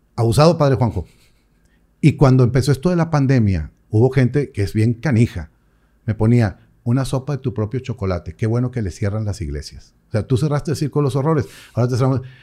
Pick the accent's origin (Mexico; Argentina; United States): Mexico; como buenos mexicanos